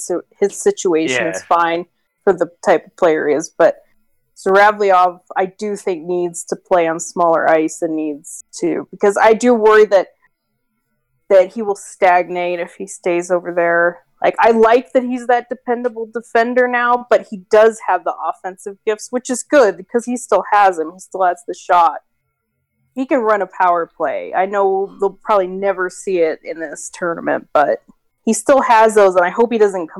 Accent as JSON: {"language": "English", "country": "United States", "said": "as an American"}